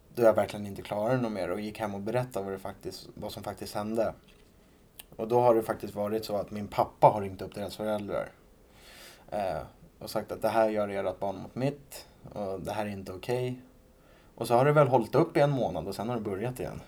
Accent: Rimbo, Stockholm County, Sweden; jag kommer ifrån Rimbo då, som ligger en bit utanför Norrtälje.

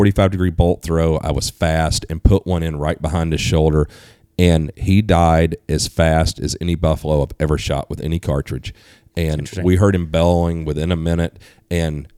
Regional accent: East Coast, United States; moved away; I grew up on the East Coast

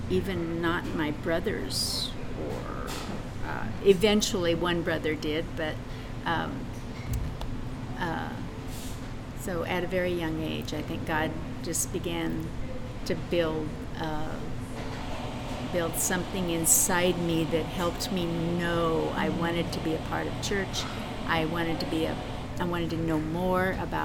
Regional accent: Kearney, United States; I'm born and raised in Kearney

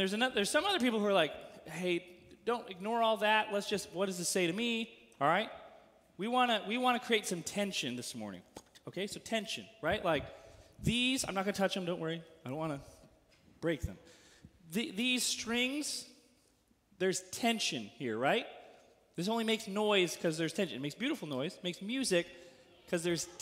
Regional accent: California, United States; now in Missouri, United States; As a Californian, deep in my bones

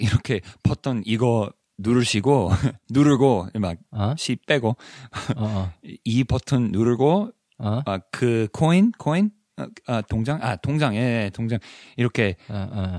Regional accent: Silicon Valley, California, United States; Korean is a second language; 제가 실리콘밸리에서 자랐던 자라면서

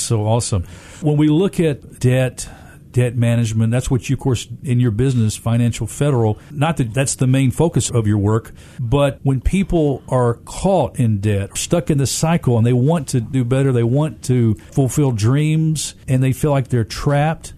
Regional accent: Memphis, Tennessee, United States; I grew up here in Memphis, single parent home

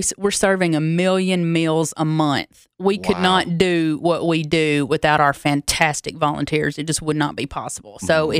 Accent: Loretta, Tennessee, United States; My hometown is 12 miles from the Alabama border, but I am solely a Tennessee girl, born and raised Tennessee.

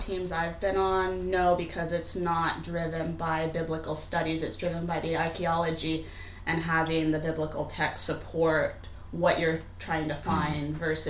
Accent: Seattle, Washington, United States; now in United Kingdom

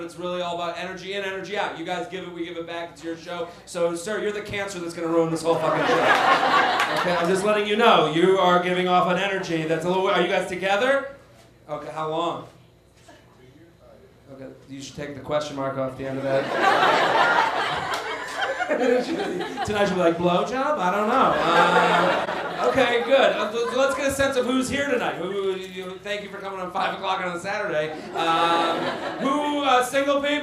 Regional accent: Boston, Massachusetts, United States; I'm from Boston

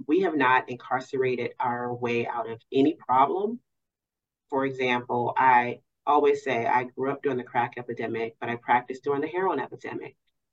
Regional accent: Cincinnati, Ohio, United States; moved away as an adult; also born or lived in Maryland / Kentucky; I am actually from Cincinnati, but I built my legal career outside in those areas

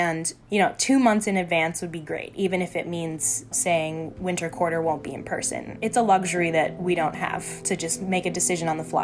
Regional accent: Milwaukee, Wisconsin, United States; the apartment I'm living in now is insanely cheap. It's in my hometown in Milwaukee

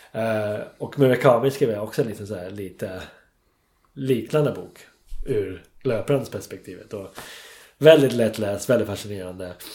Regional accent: England, United Kingdom; Swedish is a second language; moved away as an adult; now in Stockholm, Sweden; jag var engelsman

